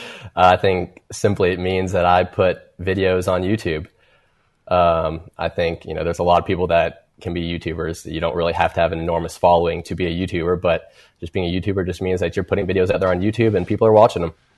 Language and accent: English; Kentucky, United States; I'm from Kentucky